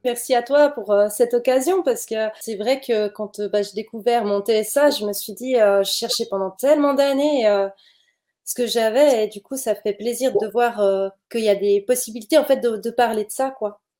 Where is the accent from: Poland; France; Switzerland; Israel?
Switzerland; je viens de Suisse